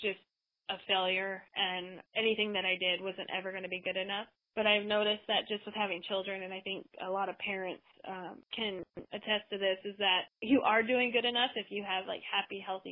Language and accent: English; United States; being an American, a woman in America